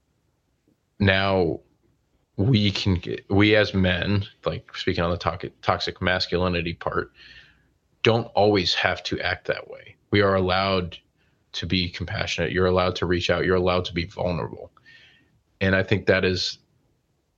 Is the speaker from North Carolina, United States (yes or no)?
yes; Charlotte, North Carolina, United States; I grew up in Charlotte